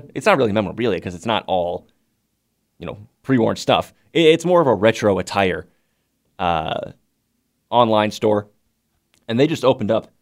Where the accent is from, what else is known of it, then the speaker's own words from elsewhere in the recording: Detroit, Michigan, United States; now in New River Valley, Virginia, United States; on the way over to school when I was growing up in Metro Detroit.